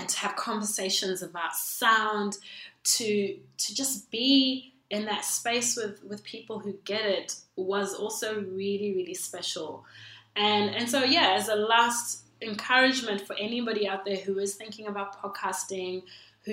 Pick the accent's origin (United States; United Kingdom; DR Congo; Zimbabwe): Zimbabwe; also born or lived in Perth, Australia; now in Melbourne, Australia; Originally, I'm from Zimbabwe